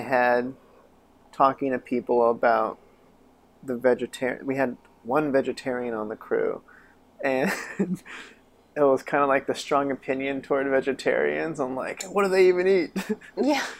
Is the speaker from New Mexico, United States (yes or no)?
yes; Chama, New Mexico, United States; moved away; I, I grew up there.